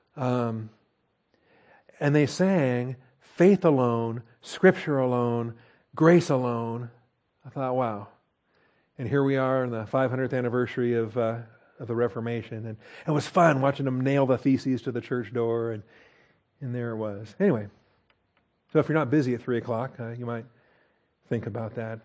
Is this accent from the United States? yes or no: yes; Washington, United States; I grew up in Washington State